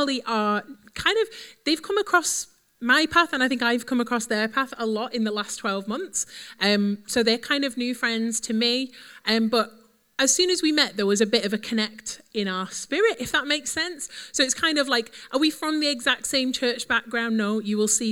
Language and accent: English; Wigan, North West England, United Kingdom; I'm from Wigan, so it's not far from here.